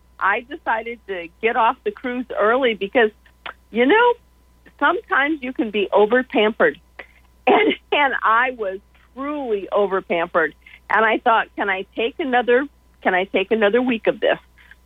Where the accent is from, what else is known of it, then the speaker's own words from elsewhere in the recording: Brooksondale, New York, United States; now in Georgia, United States; my hometown of Brooksondale, New York